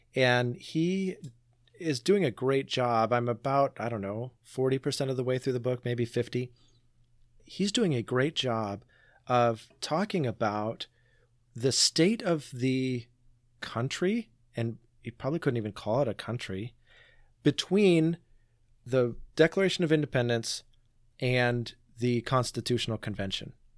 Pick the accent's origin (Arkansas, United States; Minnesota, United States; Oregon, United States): Oregon, United States; Portland; I grew up in Portland